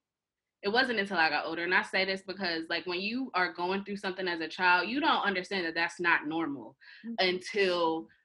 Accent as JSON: {"language": "English", "town": "Akron", "region": "Ohio", "country": "United States", "tie": "born or raised there", "moved": "as an adult", "lives_now": "New York City, United States", "said": "born and raised and majority of my life was spent in Akron, Ohio"}